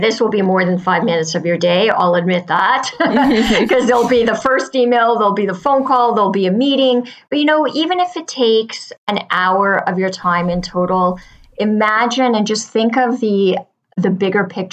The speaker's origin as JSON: {"language": "English", "town": "Pointe-Claire", "region": "Quebec", "country": "Canada", "tie": "born or raised there", "said": "And I grew up in Montreal. And we lived in the suburb of Pointe Claire, which borders Lac Saint Louis"}